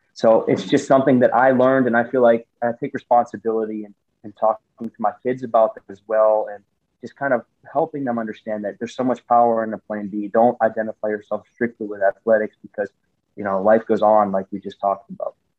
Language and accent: English; United States; moved away as an adult; I came from the States and, you know, American football, as an American football player, as an American in Europe